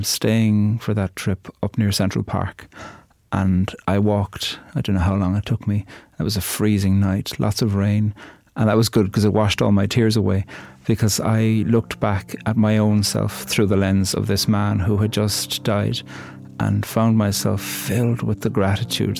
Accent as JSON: {"language": "English", "town": "Cork", "region": "Munster", "country": "Ireland", "said": "I'm from Cork, on the very south of the island"}